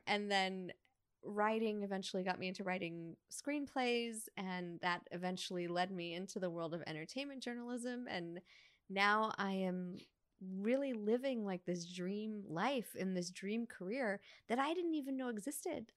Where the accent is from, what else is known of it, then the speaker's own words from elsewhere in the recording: New York, United States; moved away as an adult; now in Los Angeles, United States; when I was a little girl growing up in New York